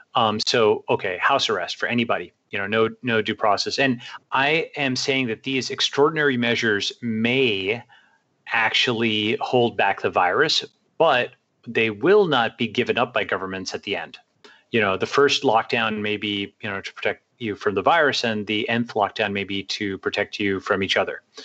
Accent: Long Island, New York, United States; moved away as an adult; also born or lived in Stanford, California; parents came over from India, and uh, I grew up on Long Island, uh, New York

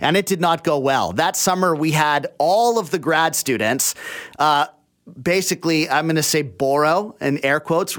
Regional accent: Abbotsford, British Columbia, Canada; I grew up in Abbotsford out in the valley.

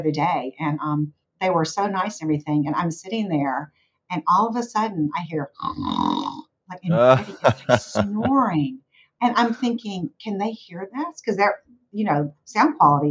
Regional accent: the South, United States; accent: Southern; my occasional Southern accent

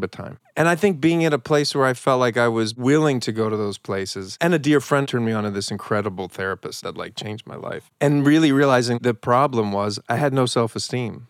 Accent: Philadelphia, Pennsylvania, United States; I'm from Philly

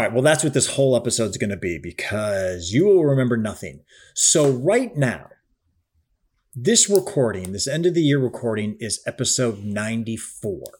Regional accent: Cleveland, Ohio, United States; moved away; also born or lived in Chicago; I am from the Midwest. I'm Cleveland and then spent time in Chicago

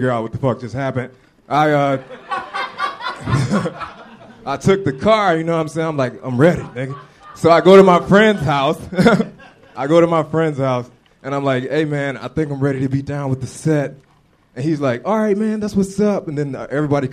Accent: Atlanta, Georgia, United States; moved away; I'm from the South

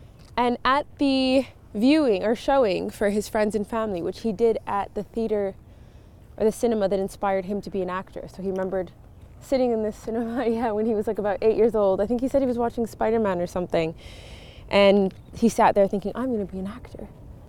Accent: Montreal, Quebec, Canada; born there; So I thought I was going to go back east, because I was born in Montreal

